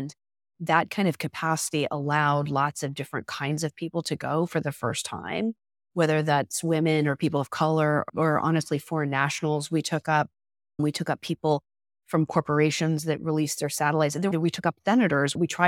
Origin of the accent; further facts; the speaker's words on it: Florida, United States; I grew up in South Florida and not that far from the Cape.